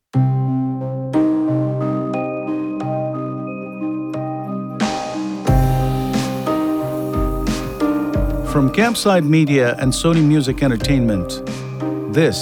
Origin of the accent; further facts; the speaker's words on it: India; I was born and raised in India